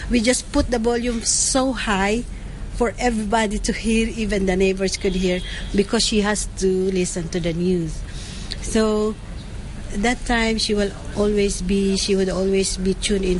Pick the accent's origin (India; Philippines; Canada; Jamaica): Philippines; moved away as an adult; now in Hong Kong; I'm from the Philippines, and I've been here in Hong Kong for 9 years